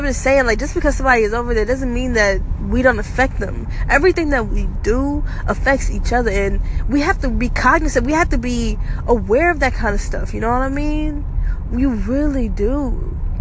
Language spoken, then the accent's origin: English; Georgia, United States; I'm from Georgia.